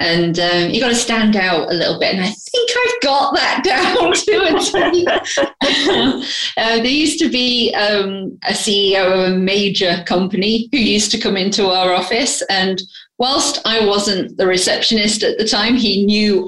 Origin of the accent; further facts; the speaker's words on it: Grimsby, Yorkshire and the Humber, United Kingdom; moved away as an adult; now in London, United Kingdom; I'm originally from Grimsby in the north of England.